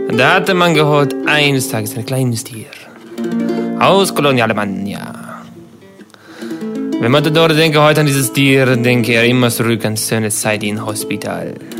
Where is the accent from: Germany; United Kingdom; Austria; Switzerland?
Germany; da sind wir als Deutsche schon echt äh, ganz, ganz weit oben